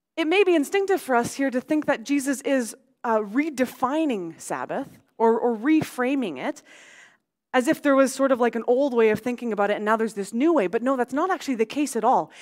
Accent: Abbotsford, British Columbia, Canada; growing up on Mattsky Flats out in Abbotsford

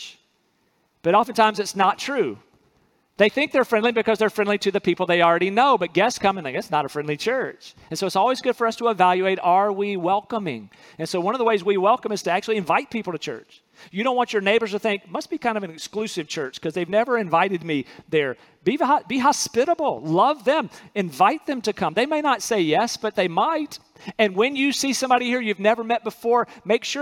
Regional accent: North Carolina, United States; where I'm from in North Carolina, city boy in North Carolina

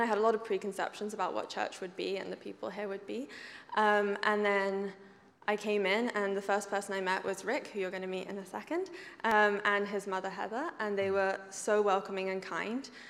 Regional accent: England, United Kingdom; moved away as an adult; now in Canada; I grew up in England

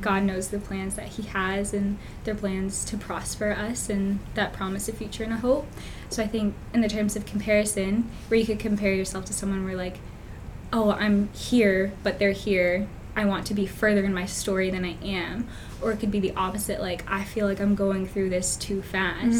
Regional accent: Fredericton, New Brunswick, Canada; I was born and raised just in Fredericton, stayed in the same childhood home.

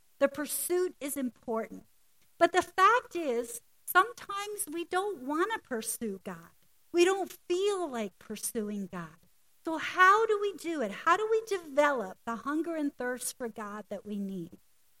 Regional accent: Newfoundland and Labrador, Canada; And I tasted some strange things growing up in Newfoundland.

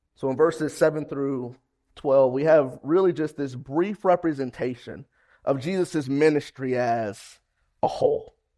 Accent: Ohio, United States

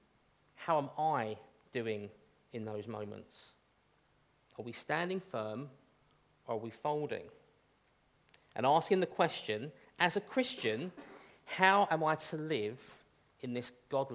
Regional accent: United Kingdom; we are British after all

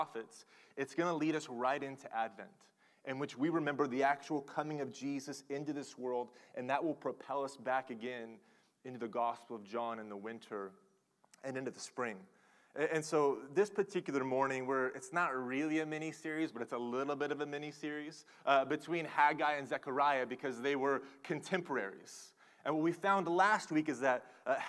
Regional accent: Oklahoma, United States; I'm from Oklahoma

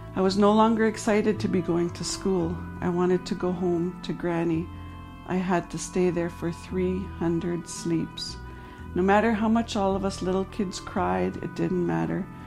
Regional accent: Dog Creek Reserve, near Williams Lake, BC, British Columbia, Canada; I grew up with my granny on the Dog Creek Reserve until I was ten.

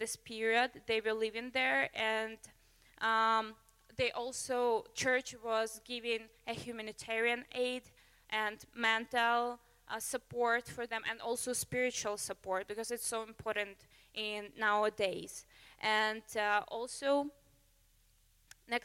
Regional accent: Ukraine; now in Canada; I came from Ukraine, and this culture is pretty new for me

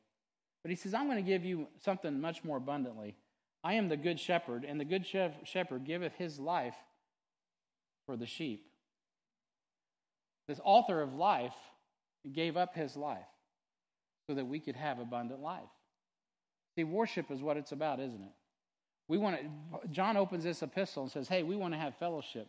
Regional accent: United States; as an American

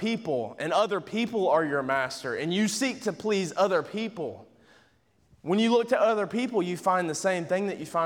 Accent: Georgia, United States; I'm from Georgia

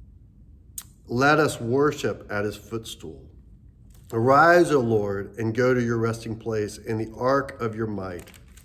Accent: Texas, United States; I'm Texan

